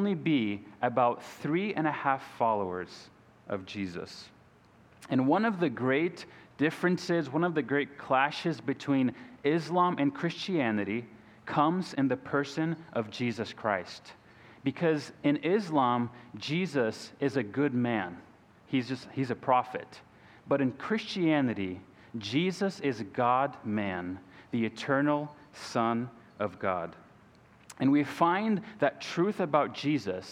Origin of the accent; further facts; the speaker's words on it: Izmir, Turkey; moved away as an adult; also born or lived in Brazil; now in Columbus, United States; I'm originally from Brazil, but spent the majority of my life in the country of Turkey. So from ages 3 to 21, I grew up in Turkey